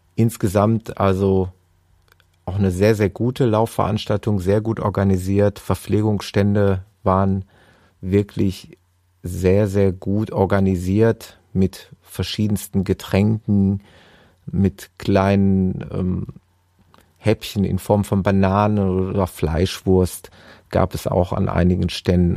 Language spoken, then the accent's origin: German; Gelsenkirchen, North Rhine-Westphalia, Germany; in meiner Heimatstadt Gelsenkirchen